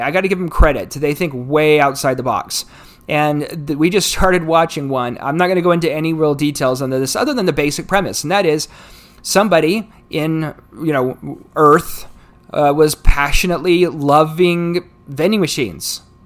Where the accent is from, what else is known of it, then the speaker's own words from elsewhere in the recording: United States; United States, my, my home country